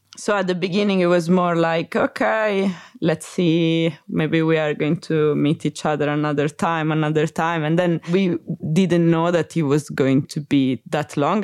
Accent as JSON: {"language": "English", "town": "Rome", "region": "Lazio", "country": "Italy", "also_born_or_lived": "Mexico / Manchester", "first_language": "Italian", "second_language": "English", "moved": "as an adult", "lives_now": "United Kingdom", "said": "I'm Italian. I'm from Rome. And I live in the U K since twenty sixteen"}